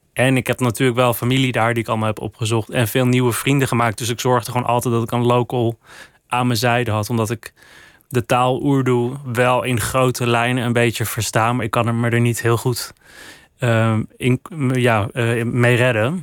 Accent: Netherlands; Ik ben gewoon een vrijgevochten Hollandse jongen in Nederland.

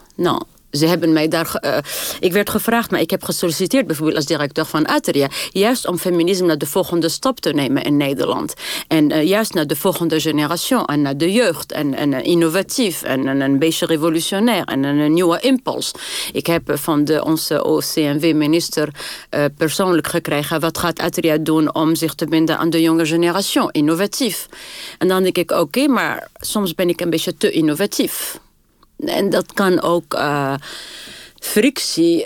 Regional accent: Tunis, Tunis Governorate, Tunisia; first language French and Arabic; Dutch is a second language; moved away as an adult; also born or lived in Sousse, Tunisia / Paris, France; now in Netherlands; ik ben geboren in Tunis. En mijn familie komt uit Soes.

